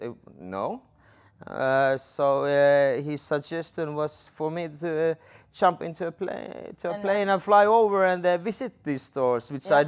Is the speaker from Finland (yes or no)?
yes; Lapland, Finland; English is a second language; So I'm originally from Sami reindeer herding family, north from Inari